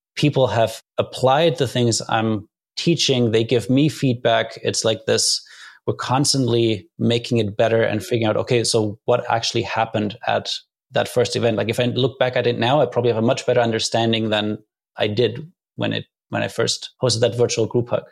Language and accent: English; Germany; moved away as an adult; I grew up in Germany